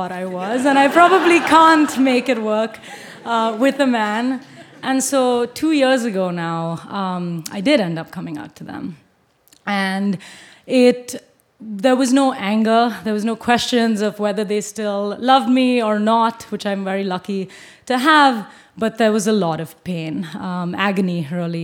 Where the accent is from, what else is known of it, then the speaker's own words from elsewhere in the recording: Bangalore, Karnataka, India; moved away as an adult; now in United States; Growing up in Bangalore in South India